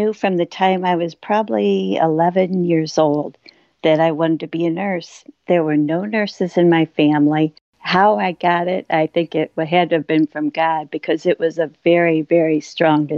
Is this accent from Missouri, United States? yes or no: yes; St. Louis, Missouri, United States; I grew up in St. Louis